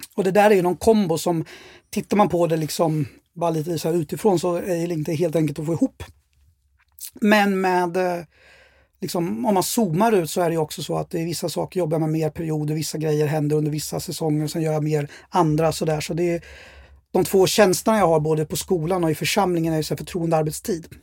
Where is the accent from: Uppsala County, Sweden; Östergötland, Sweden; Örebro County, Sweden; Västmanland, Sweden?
Örebro County, Sweden; Örebro; jag är uppväxt i Örebro och har bott där hela mitt liv. Då, sen jag kom julen 72 till Sverige